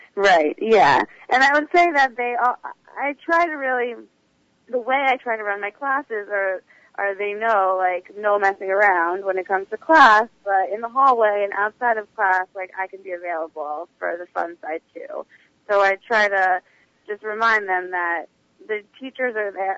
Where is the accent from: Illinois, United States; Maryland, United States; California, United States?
Maryland, United States; moved away as an adult; now in New York City, United States; originally I'm from Maryland, but I've been living in New York City uh, for the past two plus years